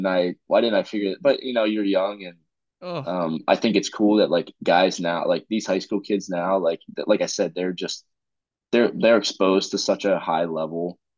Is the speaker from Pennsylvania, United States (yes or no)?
yes; Pennsylvania, United States; now in Raleigh, United States; I grew up in Pennsylvania